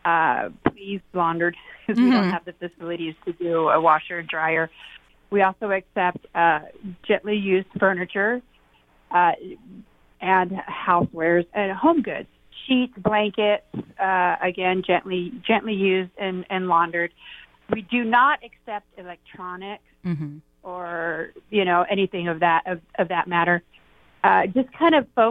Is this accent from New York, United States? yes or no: no; Graham County, Arizona, United States; moved away; I'm from Graham County